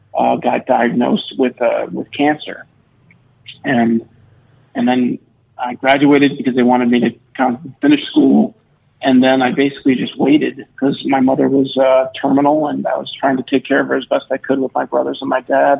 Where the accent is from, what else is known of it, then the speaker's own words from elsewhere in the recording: Milford, Connecticut, United States; we grew up in a small uh, middle class town in Connecticut, uh, right along the shore called Milford